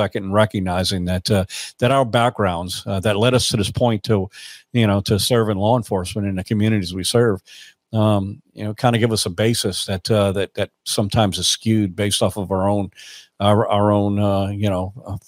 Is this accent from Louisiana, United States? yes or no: yes; South Louisiana, United States; growing up in South Louisiana that I did in the 70s